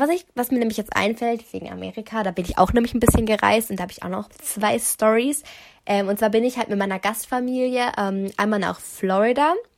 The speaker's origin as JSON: {"language": "German", "country": "Germany", "tie": "born or raised there", "said": "ich wohne da seit immer, schon immer"}